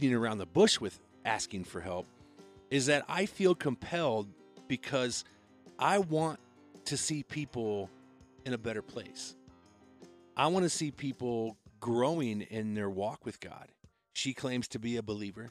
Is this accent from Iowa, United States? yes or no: yes; Iowa, United States; now in Colorado, United States; I grew up in Iowa and I moved to Colorado